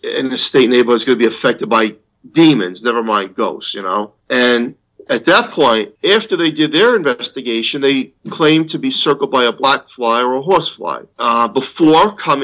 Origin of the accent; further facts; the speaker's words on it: New York, United States; As a New Yorker